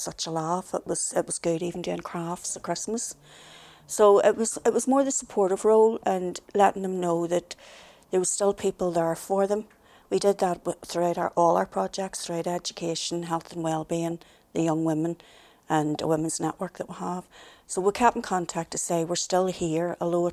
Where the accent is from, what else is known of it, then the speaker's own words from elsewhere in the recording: Belfast, Northern Ireland, United Kingdom; I was from the Woodfield area of the Shankill, and one of the sort of traditional things was, I was the youngest of nine